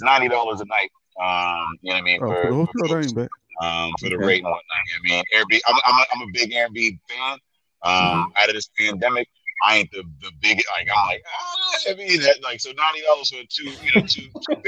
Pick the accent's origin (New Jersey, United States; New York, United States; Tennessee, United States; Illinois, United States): Illinois, United States; Chicago; I'm from Chicago